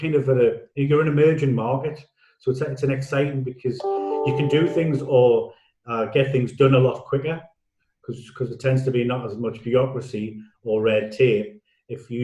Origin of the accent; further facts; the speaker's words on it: Newcastle upon Tyne, North East England, United Kingdom; moved away as an adult; also born or lived in Jersey; now in South Africa; I'm from a place called Newcastle upon Tyne by my accent